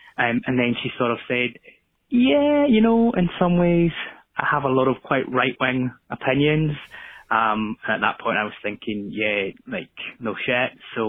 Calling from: Glasgow, Scotland, United Kingdom; I'm calling from Glasgow in Scotland.

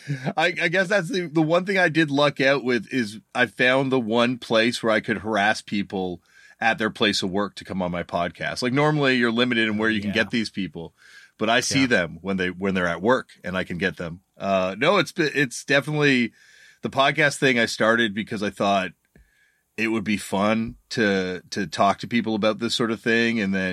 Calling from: Toronto, Ontario, Canada; I am. I'm joining you from Toronto, Canada, in my basement.

